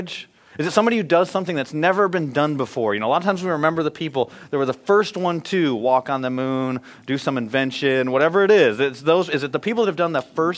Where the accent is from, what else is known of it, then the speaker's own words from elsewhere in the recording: Michigan, United States; I grew up in Michigan